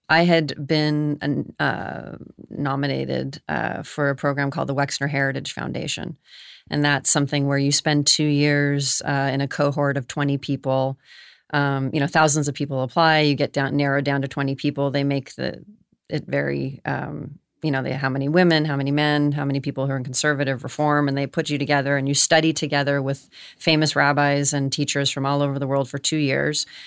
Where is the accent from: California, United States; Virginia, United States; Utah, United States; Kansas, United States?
California, United States; Los Angeles; born and raised in Los Angeles. I'm actually a third generation born in Los Angeles.